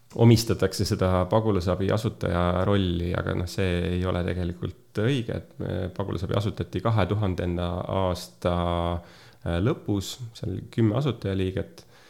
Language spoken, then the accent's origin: Estonian; Pärnu, Pärnu County, Estonia; Pärnust olen pärit